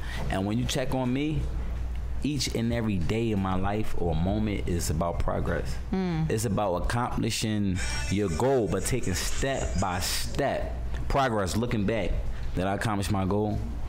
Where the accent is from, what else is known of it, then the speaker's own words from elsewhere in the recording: Philadelphia, Pennsylvania, United States; moved away; Because like I told you, I'm from Philly. I'm about some real shit right here.